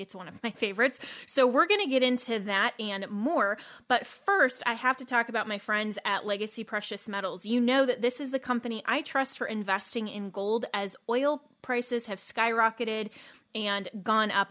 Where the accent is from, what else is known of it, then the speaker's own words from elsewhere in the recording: Colorado, United States; Colorado, my home state